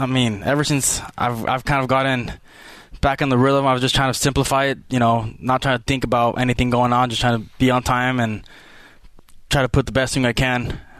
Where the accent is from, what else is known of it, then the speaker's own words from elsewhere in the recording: Chula Vista, California, United States; moved away as an adult; now in Provo, United States; I was born in Chula Vista, went to Otay Ranch High School, graduated from there, and then I went to Southwestern College for 2 years and ended up here at Brigham.